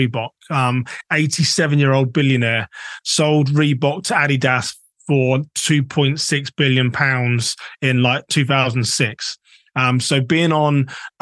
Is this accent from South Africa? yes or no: no; England, United Kingdom; moved away as an adult; also born or lived in Minnesota, United States; now in United States; I'm technically a British American, been in the US for 12 years